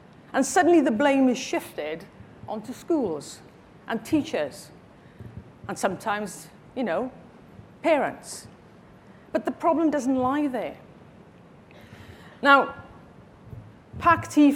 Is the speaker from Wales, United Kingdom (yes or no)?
yes; Wales, United Kingdom; I'm from Wales